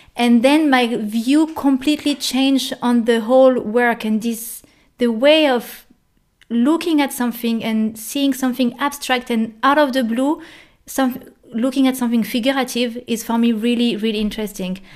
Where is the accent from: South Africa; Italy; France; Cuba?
France; moved away as an adult; now in Germany; i'm a french girl in germany